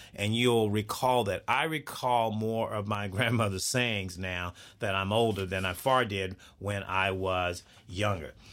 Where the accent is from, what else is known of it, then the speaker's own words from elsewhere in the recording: Texas, United States; I grew up in Texas. I'm a Southern boy